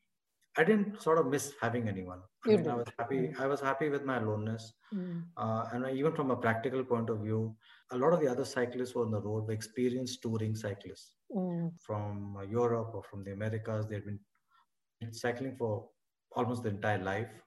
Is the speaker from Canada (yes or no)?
no; India; now in Delhi, India; I'm already from India